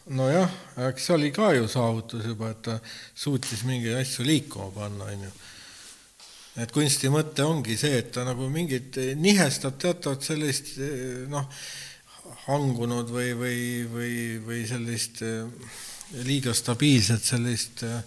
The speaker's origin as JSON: {"language": "Estonian", "country": "Estonia", "tie": "born or raised there", "said": "ma olen siia sündinud"}